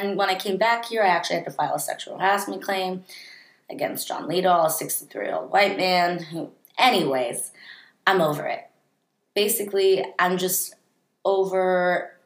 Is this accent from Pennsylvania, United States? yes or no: no; San Francisco, California, United States; also born or lived in Santa Barbara; growing up in San Francisco, I grew up in a bubble.